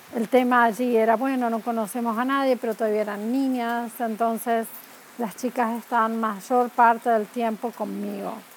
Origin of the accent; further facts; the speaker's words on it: Córdoba, Argentina; moved away as an adult; also born or lived in Spain; now in United States; yo soy argentina, nos mudamos de España aquí